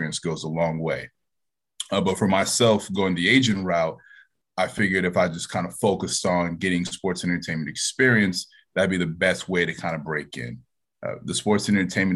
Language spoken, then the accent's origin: English; Central Florida, United States; moved away as an adult; also born or lived in upstate New York; I'm originally from Central Florida